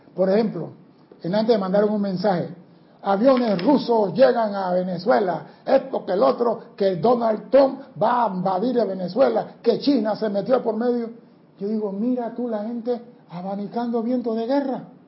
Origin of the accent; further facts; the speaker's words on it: Panama; somos panameños, no somos los mejores seres del mundo